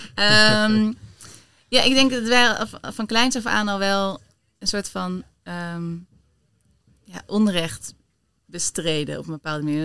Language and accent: Dutch; Delft, South Holland, Netherlands; now in Amsterdam, Netherlands; ik ben geboren in Delft. Ik woon al wel weer wat langer in Amsterdam dan, dan Delft.